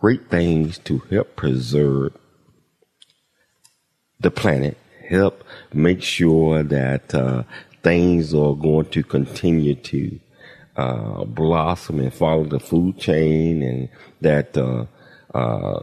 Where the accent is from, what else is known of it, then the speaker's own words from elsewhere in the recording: Chattanooga, Tennessee, United States; moved away; my hometown, Chattanooga, Tennessee